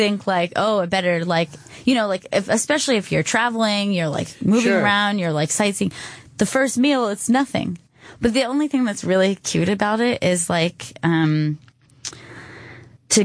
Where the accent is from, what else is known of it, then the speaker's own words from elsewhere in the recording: United States; As an American